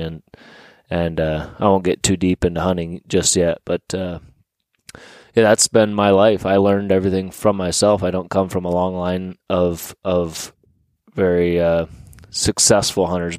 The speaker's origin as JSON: {"language": "English", "town": "Sugar Grove", "region": "Pennsylvania", "country": "United States", "tie": "born or raised there", "said": "I grew up in Sugar Grove, Pennsylvania, uh, at Warren County"}